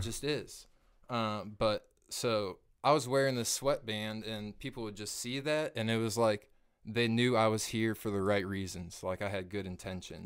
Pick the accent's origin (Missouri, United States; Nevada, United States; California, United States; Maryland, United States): Missouri, United States; Kearney; moved away as an adult; now in North Kansas City, United States; Born and raised in Kearney, Missouri